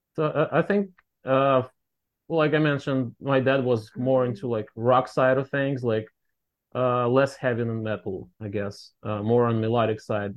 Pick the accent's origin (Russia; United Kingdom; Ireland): Russia; moved away as an adult; now in Boston, United States; we're from Russia originally